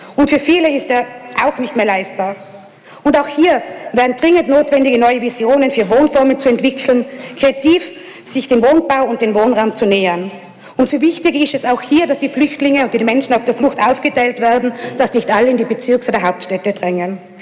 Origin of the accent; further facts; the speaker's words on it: Innsbruck, Tyrol, Austria; in meiner Heimatstadt